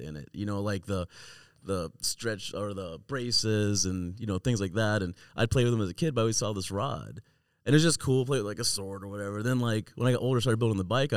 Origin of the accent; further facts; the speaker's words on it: Southwest Arizona, United States; It's the first time I performed in my hometown